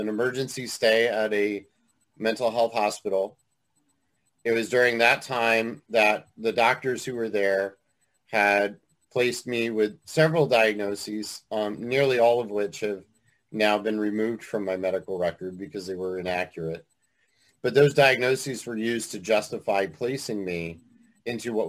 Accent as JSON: {"language": "English", "town": "Willimantic", "region": "Connecticut", "country": "United States", "tie": "born or raised there", "said": "I grew up in Willimantic, Connecticut."}